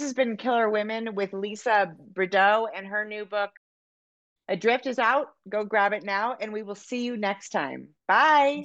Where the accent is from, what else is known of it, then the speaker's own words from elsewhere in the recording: California, United States; now in Montana, United States; I'm from California and I live in Montana